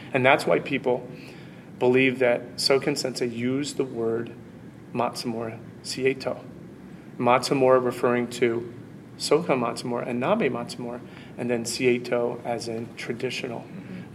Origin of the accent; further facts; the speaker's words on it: United States; as an American